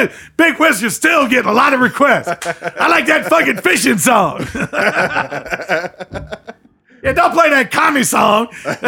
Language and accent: English; Danville, Virginia, United States; moved away; I grew up in Danville, Virginia.